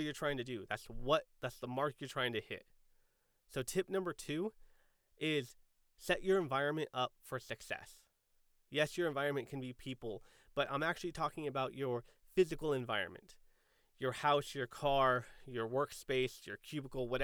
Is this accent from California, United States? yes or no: yes; San Diego, California, United States; I grew up in San Diego